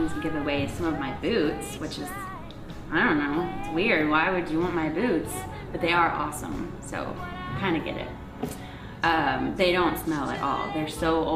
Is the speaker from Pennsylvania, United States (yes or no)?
no; New Braunfels, Texas, United States; I grew up in New Braunfels, Texas